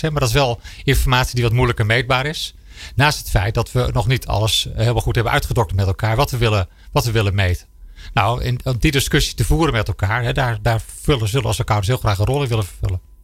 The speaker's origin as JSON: {"language": "Dutch", "country": "Netherlands", "said": "als Nederlander"}